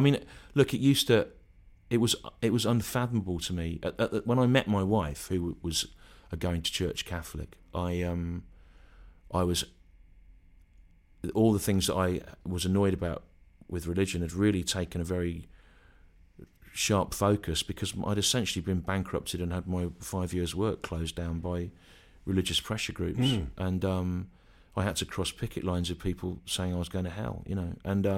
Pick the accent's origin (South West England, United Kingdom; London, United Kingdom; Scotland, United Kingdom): South West England, United Kingdom; Bristol; I come from Bristol, and I'm really annoyed about Brexit, right?